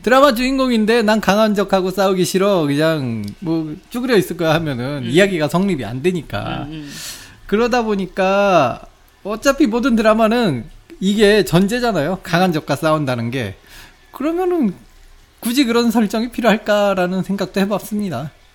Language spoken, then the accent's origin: Korean; South Korea; 저 어렸을 때부터 한국에 살았는데